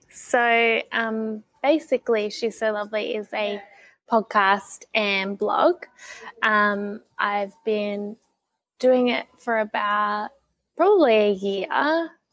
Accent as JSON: {"language": "English", "region": "Tasmania", "country": "Australia", "tie": "born or raised there", "said": "growing up in Tassie"}